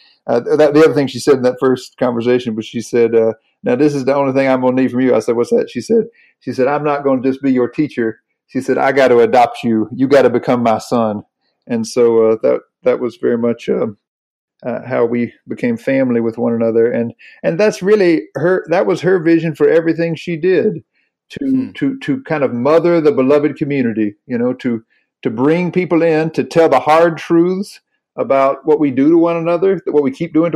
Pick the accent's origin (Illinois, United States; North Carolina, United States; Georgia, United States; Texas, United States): North Carolina, United States; born or raised there